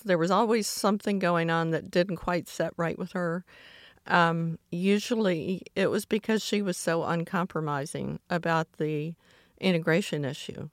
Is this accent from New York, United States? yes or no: no; Atlanta, Georgia, United States; as a child growing up in Atlanta in the sixties